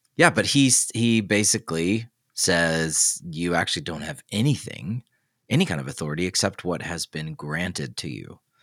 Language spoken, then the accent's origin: English; the South, United States; now in Midwest, United States; I live in the Midwest, I'm from the South.